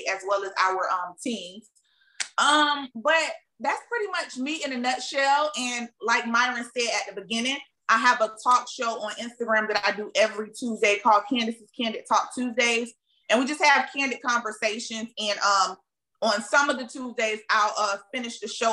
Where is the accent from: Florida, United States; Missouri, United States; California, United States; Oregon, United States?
Florida, United States; Tampa; I'm from Tampa, Florida.